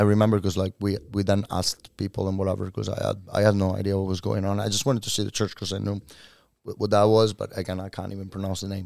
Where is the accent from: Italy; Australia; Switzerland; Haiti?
Italy; moved away as an adult; now in Oslo, Norway